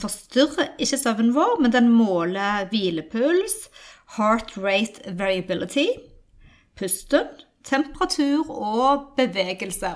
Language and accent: Norwegian; Norway; also born or lived in United States